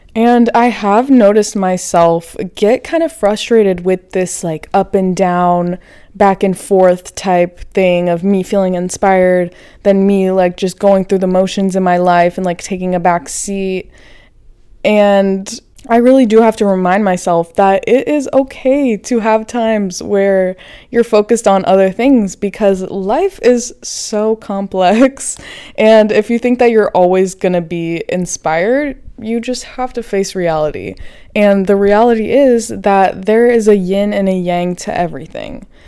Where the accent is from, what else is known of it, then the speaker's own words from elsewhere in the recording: Florida, United States; now in Los Angeles, United States; I'm from Florida. I grew up right next to a beach